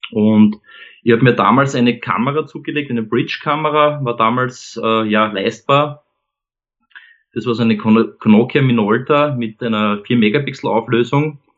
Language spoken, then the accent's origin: German; Vienna, Austria; ich komme aus Wien, ähm, lebe da gemeinsam mit meiner Frau und unseren beiden Kindern ähm, ja, in, äh, am Stadtrand von Wien.